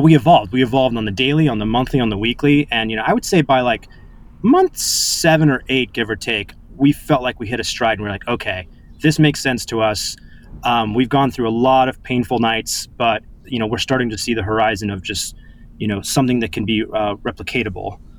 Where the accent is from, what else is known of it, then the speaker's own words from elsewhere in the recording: Orange County, Los Angeles and San Diego, California, United States; moved away as an adult; now in New York, United States; I moved from California to New York as a you know bright-eyed 18 year old